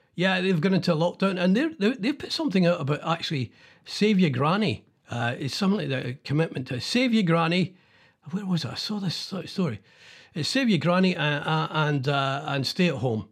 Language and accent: English; Scotland, United Kingdom; being Scottish